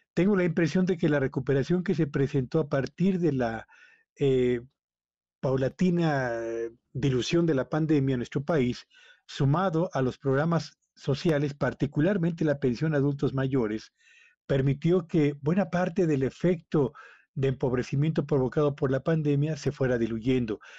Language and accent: Spanish; Mexico; nuestro país